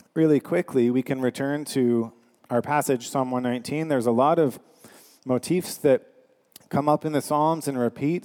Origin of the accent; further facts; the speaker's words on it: Canada; we are Canadian